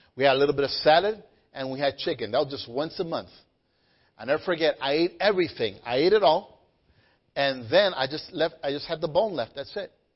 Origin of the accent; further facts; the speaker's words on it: Guayanilla, Puerto Rico; when I was growing up in Guayanilla, Puerto Rico, we were very poor